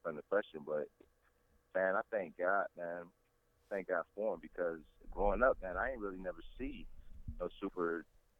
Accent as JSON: {"language": "English", "town": "Detroit", "region": "Michigan", "country": "United States"}